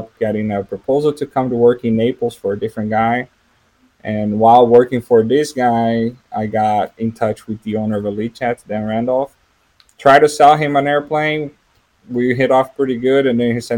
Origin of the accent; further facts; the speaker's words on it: São José dos Campos, São Paulo, Brazil; English is a second language; moved away; I'm from Brazil. I was born and raised in a town that is actually the headquarters of the manufacturer of the airplanes we work with.